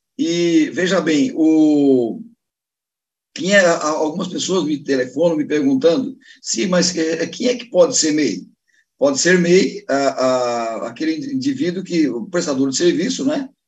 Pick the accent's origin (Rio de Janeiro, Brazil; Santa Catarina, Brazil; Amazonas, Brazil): Santa Catarina, Brazil; Joinville; Eu tive num restaurante aqui em Joinville, na minha terra